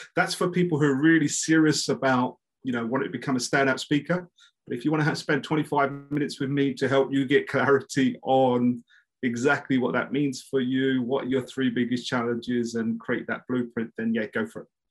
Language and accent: English; London, United Kingdom; I'm like from East London